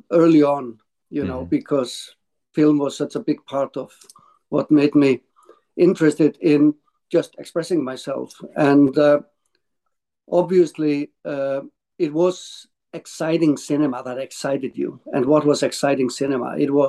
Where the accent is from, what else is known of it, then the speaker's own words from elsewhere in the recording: Reykjavik, Capital Region, Iceland; English is a second language; I grew up in Reykjavik in the 60s, 70s